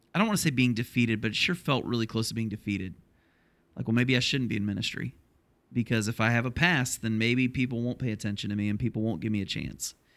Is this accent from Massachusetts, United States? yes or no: no; Ohio, United States; moved away; applying for a church in my hometown where I grew up in Ohio